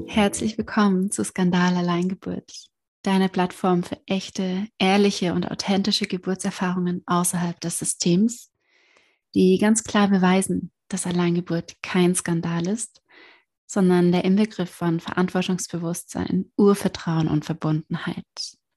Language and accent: German; Germany; bei uns in Deutschland